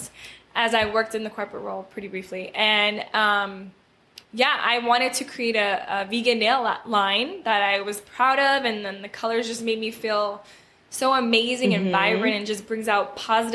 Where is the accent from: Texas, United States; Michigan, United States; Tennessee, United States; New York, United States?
New York, United States; New York City; Born and raised in Brooklyn, New York.